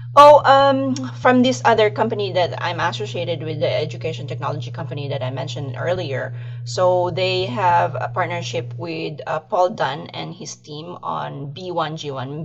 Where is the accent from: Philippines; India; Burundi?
Philippines; moved away; I'm originally from the Philippines